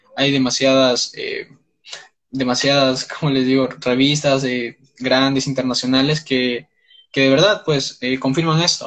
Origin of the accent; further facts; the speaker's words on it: Peru; tengo 19 años, soy de Perú